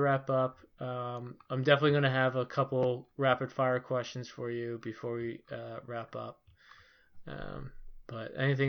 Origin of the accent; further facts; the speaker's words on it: Philadelphia, Pennsylvania, United States; And since I was born raised in Philadelphia and also until the Chuck Fletcher era, a pretty big Flyers fan, that definitely makes sense to me.